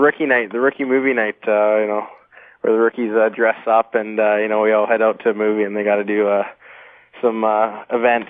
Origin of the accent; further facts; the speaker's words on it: Vancouver, British Columbia, Canada; I'm from Vancouver, so it's nice to play for your hometown.